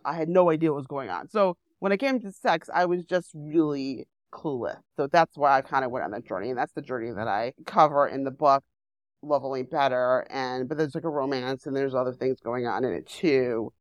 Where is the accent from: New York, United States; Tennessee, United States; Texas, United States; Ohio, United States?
New York, United States; New York City; I grew up in Manhattan